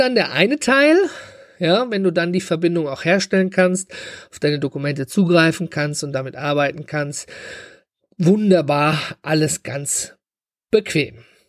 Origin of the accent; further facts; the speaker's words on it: Germany; hier bei uns in Deutschland